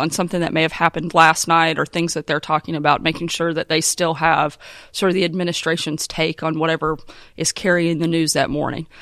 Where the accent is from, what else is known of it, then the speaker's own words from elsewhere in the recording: Arkansas, United States; my home state of Arkansas